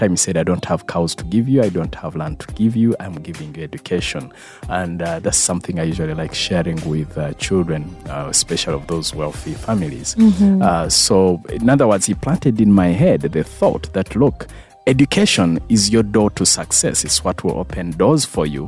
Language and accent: English; near Mbarara, Western Region, Uganda; I was born in a place called Roti. It's 3 kilometers Mbarakabale Road